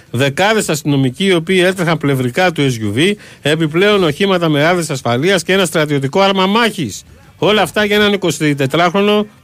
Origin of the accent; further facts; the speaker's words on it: southern Greece, Greece; Και εμεί είμαστε που είμαστε από Νότια Ελλάδα μέχρι να φτάσουμε στη Θάσο